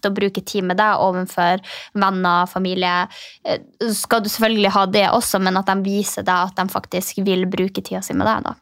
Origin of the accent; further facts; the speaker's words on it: Finnmark, Norway; jeg er fra Finnmark